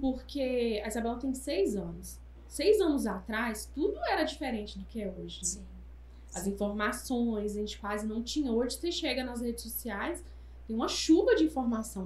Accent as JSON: {"language": "Portuguese", "area": "Taiobeiras", "region": "Minas Gerais", "country": "Brazil", "moved": "as an adult", "lives_now": "Governador Valadares, Brazil", "said": "eu sou de Taiomi"}